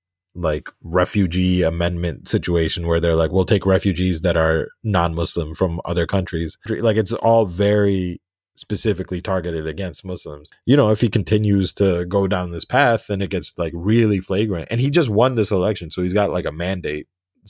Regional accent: United States; I'm not Pakistan. I mean, like, look, I got a blue passport. I was born and raised in the States.

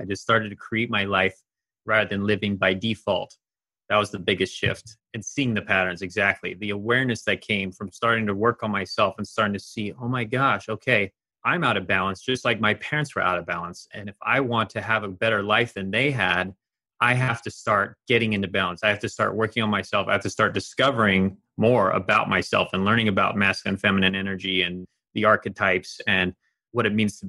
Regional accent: eastern Germany, Germany; she had had a similar, very similar journey to me growing up in Eastern Germany with an emotionally distant household.

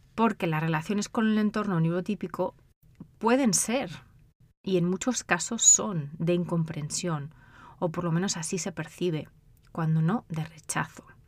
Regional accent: Spain; moved away as an adult; also born or lived in United Kingdom; now in United States; de España, de donde soy yo

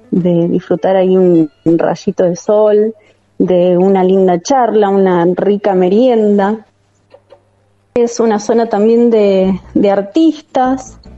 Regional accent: San Miguel, Buenos Aires Province, Argentina; Nací acá en San Miguel y hace 34 años que vivo en el mismo lugar en San Miguel.

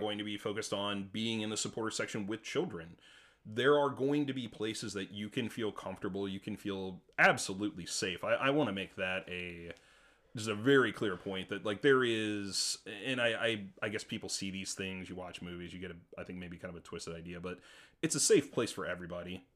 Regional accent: St. Louis, Missouri, United States; I'm a kid that grew up in Saint Louis

